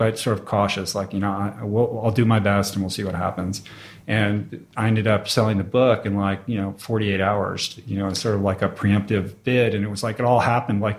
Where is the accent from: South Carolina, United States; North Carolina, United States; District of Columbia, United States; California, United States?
District of Columbia, United States; Washington; Washington, D.C.